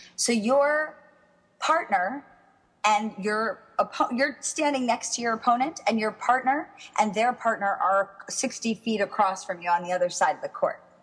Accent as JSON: {"language": "English", "town": "Miami", "region": "Florida", "country": "United States", "tie": "born or raised there", "also_born_or_lived": "West Palm Beach", "moved": "yes", "lives_now": "New York, United States", "said": "I grew up in Miami"}